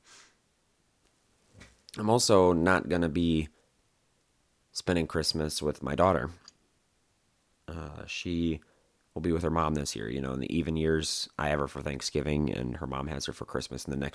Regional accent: Wisconsin, United States; moved away; I'm from Wisconsin, so I'm used to the cold time of year, snow on the ground

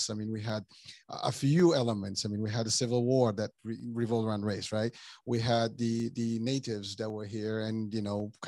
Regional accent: Morocco; now in New York, United States; I come from Morocco

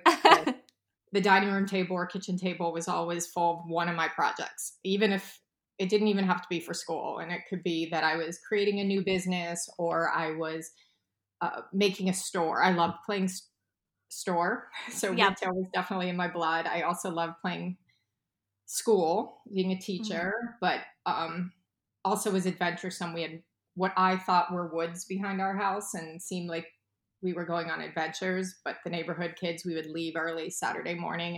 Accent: Oakmont, Pennsylvania, United States; also born or lived in Milwaukee, Wisconsin; I really grew up in a town called Oakmont, which is a suburb of Pittsburgh

